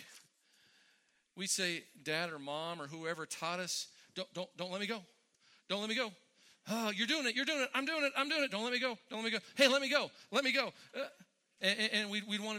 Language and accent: English; Westminster, California, United States; We had a little strip mall about two blocks up from my house in Westminster